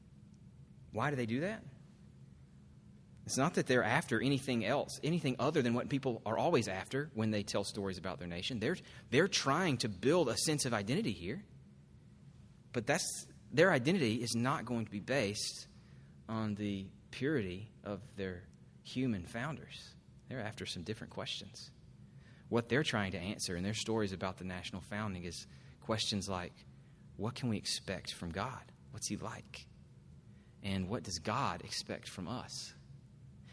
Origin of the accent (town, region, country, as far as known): United States